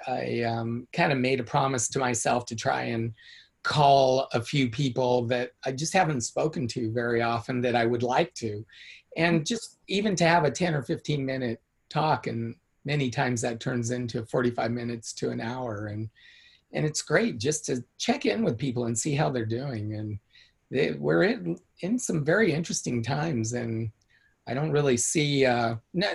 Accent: Escalon, California, United States; growing up in the San Joaquin Valley, outside of Modesto, in a little town called Escalon, I grew up on 70 acres.

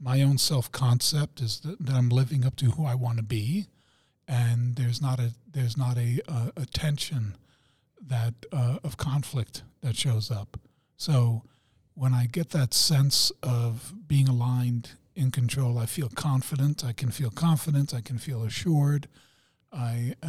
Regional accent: Germany; I'm German

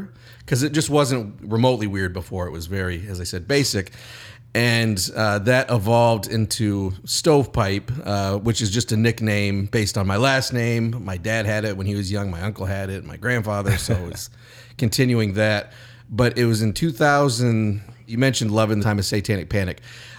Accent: Bangor, Maine, United States; and I'm Stephen King's wife, Tabitha, also a writer, is my third cousin, and I'm from Bangor, Maine

